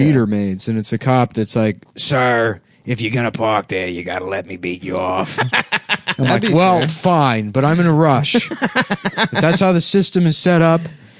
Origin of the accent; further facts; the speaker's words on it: Syracuse, New York, United States; I was born and raised in Syracuse.